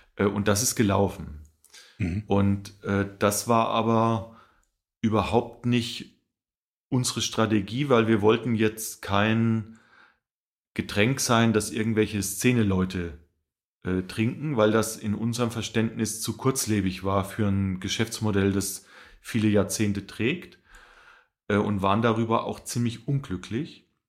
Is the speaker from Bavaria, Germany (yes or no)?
yes; Rhön, Lower Franconia, Bavaria, Germany; moved away; ich komme ursprünglich aus der Rhön, das ist äh, der letzte Zipfel von Bayern, nennt sich Unterfranken